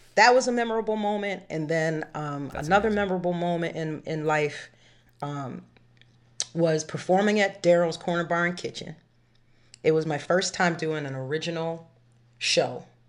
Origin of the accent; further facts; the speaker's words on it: Framingham, Massachusetts, United States; I'm not from Boston, I'm from Framingham